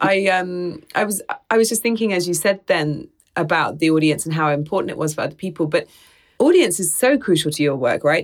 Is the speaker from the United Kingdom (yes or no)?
yes; United Kingdom; as a British person